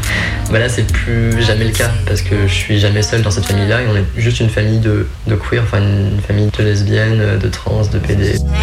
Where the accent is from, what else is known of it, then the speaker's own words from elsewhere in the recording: Creuse, Nouvelle-Aquitaine, France; now in Lyon, France; je viens de Creuse, hein. donc euh, il faut le contexte aussi, hein, la campagne profonde